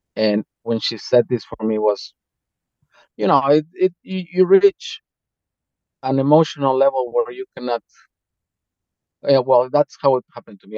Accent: Mexico; now in Slovakia; going back to mexico

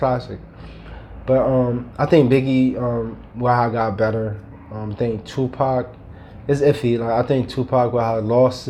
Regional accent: New York, United States; I'm talking from New York, right?

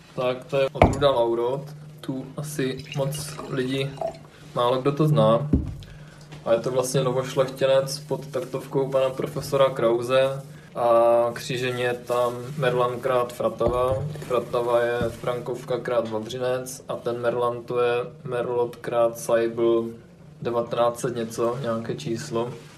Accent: near Ostrava, Moravian-Silesian Region, Czechia; moved away as an adult; also born or lived in Brno; jsem původem od Ostravy

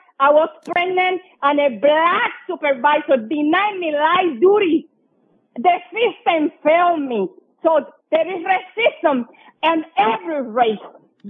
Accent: Cuba; now in United States; When I came from Cuba, I worked for the postal service

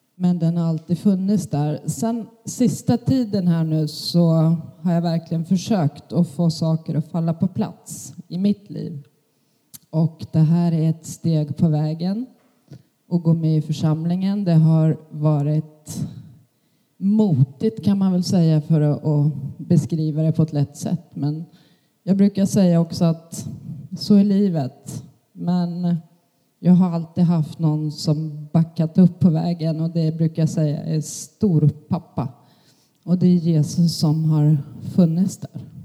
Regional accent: Jämtland, Sweden; moved away; Jag är född i Jämtland, växte upp i en pingstförsamling där.

